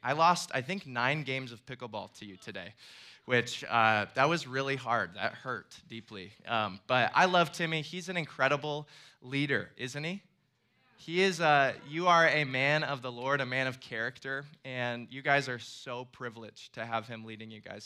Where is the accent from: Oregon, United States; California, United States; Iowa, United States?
Iowa, United States; moved away as an adult; now in Florida, United States; I'm actually from Iowa and then moved to Florida a couple of years ago.